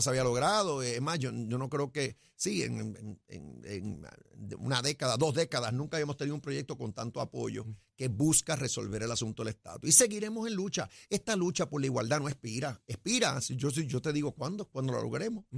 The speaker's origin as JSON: {"language": "Spanish", "country": "Puerto Rico", "said": "somos puertorriqueños primero"}